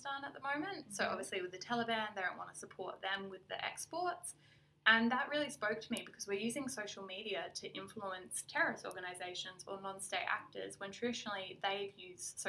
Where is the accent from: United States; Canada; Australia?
Australia; Adelaide, South Australia; I'm born and raised in Adelaide